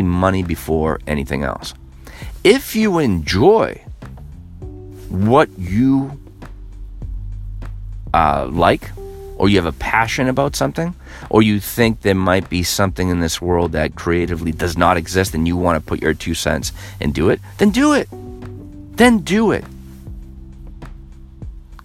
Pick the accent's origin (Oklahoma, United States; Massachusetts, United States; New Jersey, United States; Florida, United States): Massachusetts, United States; here in my home state of Massachusetts